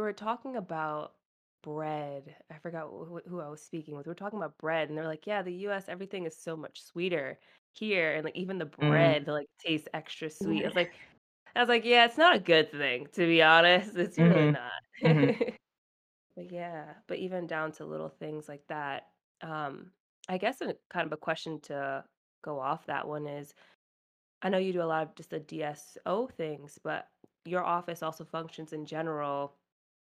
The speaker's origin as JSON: {"language": "English", "region": "New England", "country": "United States", "tie": "born or raised there", "said": "I've been here my whole life in New England."}